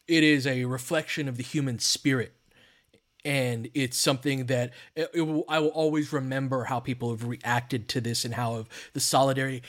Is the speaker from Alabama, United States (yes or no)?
no; Littlerock, California, United States; I grew up in Little Rock, California, and Little Rock is on the other side of San Gabriel Mountains that we all look at from L